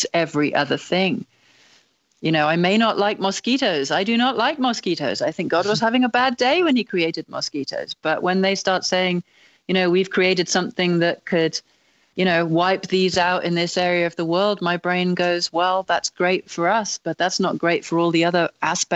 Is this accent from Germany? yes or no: no; England, United Kingdom; as an English person